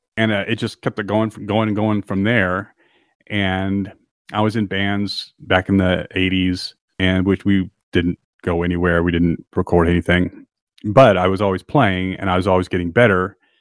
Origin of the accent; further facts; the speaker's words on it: San Diego, California, United States; moved away as an adult; also born or lived in Los Angeles / Austria; I was born in San Diego, and I grew up in San Diego, but I lived all my adult life in L